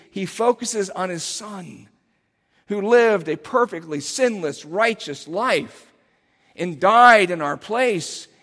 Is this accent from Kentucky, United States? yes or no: no; Cincinnati, Ohio, United States; moved away; my hometown, which is Cincinnati